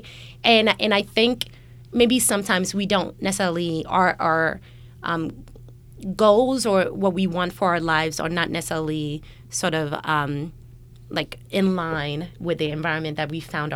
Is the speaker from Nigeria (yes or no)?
yes; Nigeria; moved away; we're both Nigerian, even coming from Nigeria